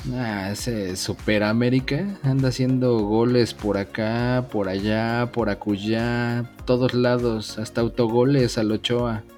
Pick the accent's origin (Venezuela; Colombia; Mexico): Mexico; yo soy mexicano